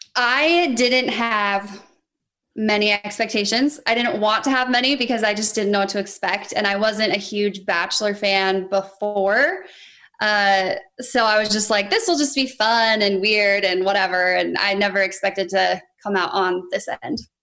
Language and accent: English; Reno, Nevada, United States; I'm from Reno, Nevada